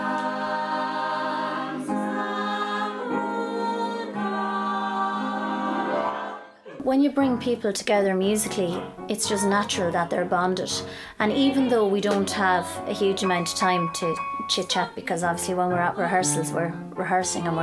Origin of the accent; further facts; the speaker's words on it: Kilkenny, Leinster, Ireland; now in Castlecomer, Ireland; I'm originally from Kilkenny, but I'm living in Castlecomer